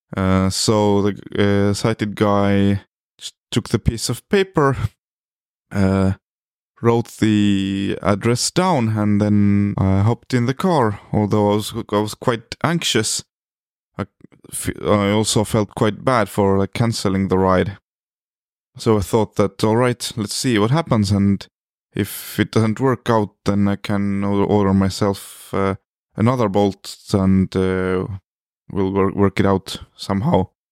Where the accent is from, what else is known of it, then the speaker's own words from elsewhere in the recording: Estonia; I come from Estonia, which is a small country located in the North Europe